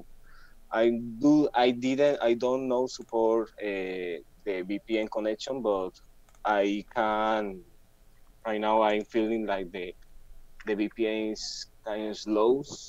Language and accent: English; Barranquilla, Atlántico, Colombia; I'm from Colombia. I'm from Barranquilla